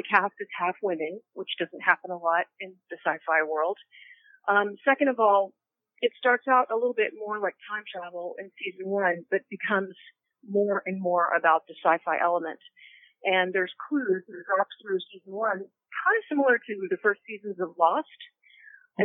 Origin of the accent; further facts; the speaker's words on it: Austin, Texas, United States; also born or lived in South Africa; now in Los Angeles, United States; I was born in South Africa, but I grew up in Austin, Texas